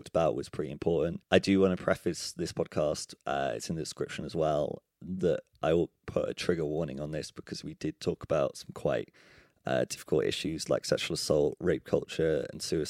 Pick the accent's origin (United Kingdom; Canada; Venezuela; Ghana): United Kingdom; Cardiff, Wales; I grew up in Cardiff as well